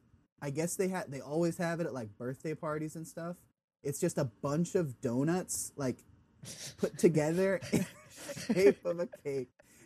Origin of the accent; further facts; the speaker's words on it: Massachusetts, United States; moved away as an adult; now in Rhode Island, United States; born and raised in Massachusetts, and I've since moved down south.